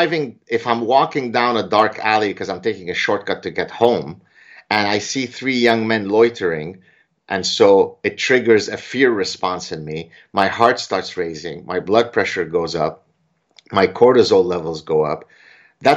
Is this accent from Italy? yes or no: no; Canada; I'm Canadian